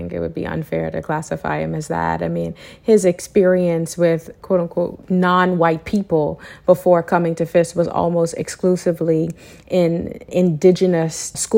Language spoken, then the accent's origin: English; Freeport, Grand Bahama, Bahamas; now in Nashville, United States; born and raised in Freeport, Bahamas. I have called Nashville home